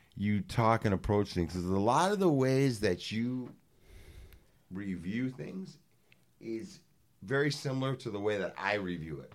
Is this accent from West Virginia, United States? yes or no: no; Los Angeles, California, United States; me being from the west side